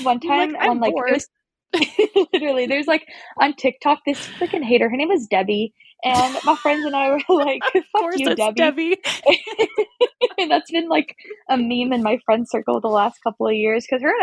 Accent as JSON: {"language": "English", "town": "Olympia", "region": "Washington", "country": "United States", "tie": "born or raised there", "moved": "as an adult", "lives_now": "Spokane, United States", "said": "I was in my hometown of Olympia, Washington, which is like an hour outside of Seattle."}